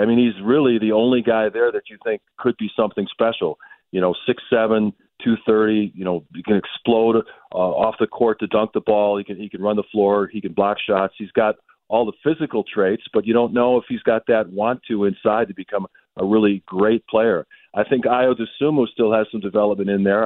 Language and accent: English; Milwaukee, Wisconsin, United States; growing up in Milwaukee uh, uh in the '80s